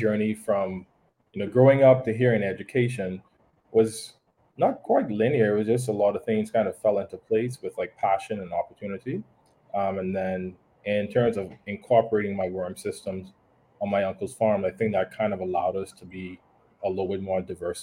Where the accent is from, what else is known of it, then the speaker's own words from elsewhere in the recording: Nassau, New Providence, Bahamas; moved away as an adult; also born or lived in Youngstown, Ohio, United States; so I grew up in Nassau, and most, I guess, living on an island